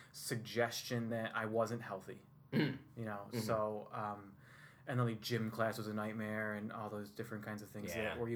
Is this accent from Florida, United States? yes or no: no; Whitesboro, New York, United States; I was born in Whitesboro, New York